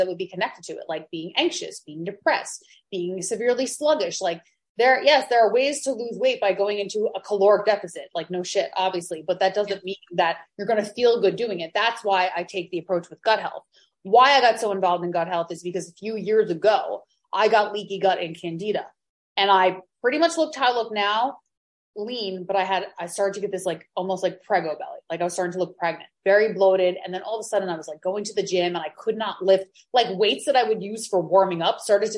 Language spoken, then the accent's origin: English; Long Island, New York, United States; now in Maui, United States; I'm from Long Island. I'm from a beach town